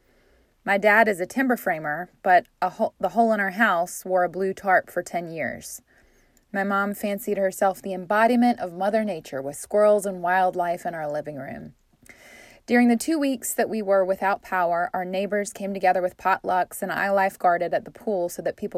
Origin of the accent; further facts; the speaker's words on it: Tarboro, North Carolina, United States; my hometown, Tarboro, North Carolina